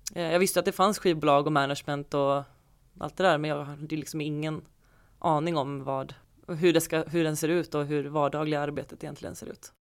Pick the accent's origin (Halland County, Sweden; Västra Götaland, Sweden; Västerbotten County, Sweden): Halland County, Sweden; Falkenberg; moved away; Jag är uppvuxen i Falkenberg